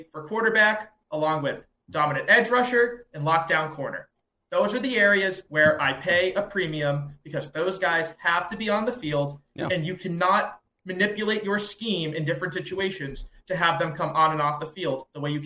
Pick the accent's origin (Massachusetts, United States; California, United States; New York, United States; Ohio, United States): Massachusetts, United States; Boston; I am from Boston, Massachusetts, born and raised here